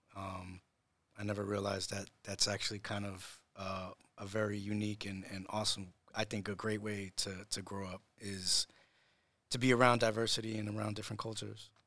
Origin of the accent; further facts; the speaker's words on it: Matawan, New Jersey, United States; moved away as an adult; also born or lived in Puerto Rico / New York; I grew up here in, uh, in Monmouth County, in, in, in Mattawan